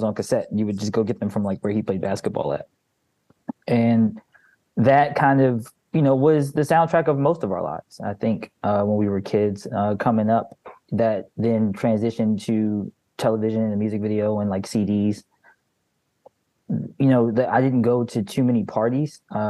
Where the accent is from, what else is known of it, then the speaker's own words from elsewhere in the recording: Baltimore, Maryland, United States; I'm from Baltimore, Maryland. I've grown up here my entire life. I grew up listening to Frank Ski and Reggie Reg, the radio DJs of this area.